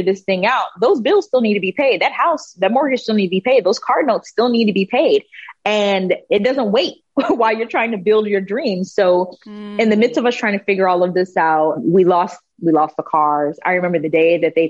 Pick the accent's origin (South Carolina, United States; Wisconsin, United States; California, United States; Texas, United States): Texas, United States; moved away as an adult; also born or lived in Germany / Panama; My entire family is from Panama, so I'm Afro-Latina. But I grew up in Texas